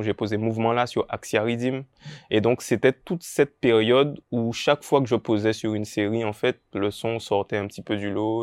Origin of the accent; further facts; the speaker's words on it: Pointe-à-Pitre, Guadeloupe; j'ai grandi à l'Oricisque